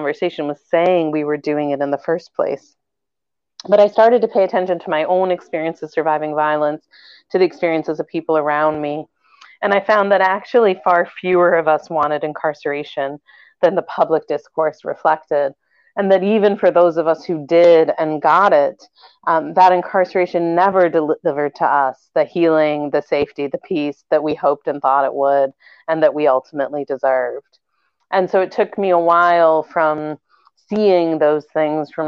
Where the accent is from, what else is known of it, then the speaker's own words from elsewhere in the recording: Chicago, Illinois, United States; also born or lived in England; I grew up in Chicago, and I grew up there